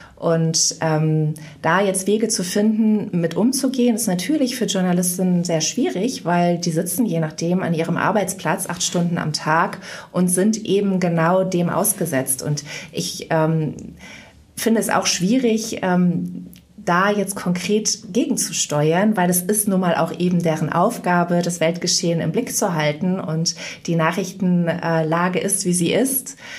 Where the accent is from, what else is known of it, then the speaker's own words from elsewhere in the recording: Mönchengladbach, North Rhine-Westphalia, Germany; also born or lived in Bonn; in Mönchengladbach, wo ich aufgewachsen bin